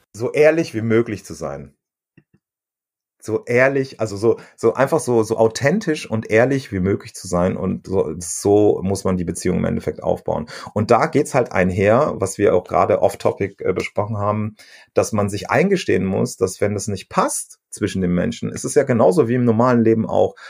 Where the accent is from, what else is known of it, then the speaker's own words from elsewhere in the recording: Germany; bei uns in Deutschland